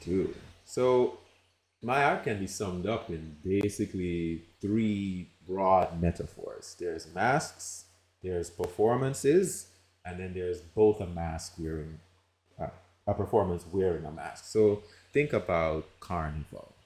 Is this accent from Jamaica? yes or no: yes; Jamaica; moved away as an adult; also born or lived in United States; I'm from Jamaica and raised there, lived there, and then I moved to the United States for college